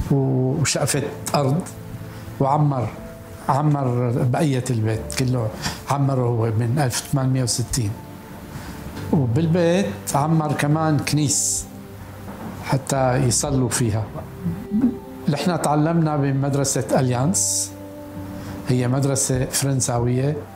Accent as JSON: {"language": "Arabic", "town": "Damascus", "region": "Damascus Governorate", "country": "Syria", "tie": "born there", "said": "مولود بسنة 42 1942 بالشام دمشق عائلتي أساسا من إسبانيا"}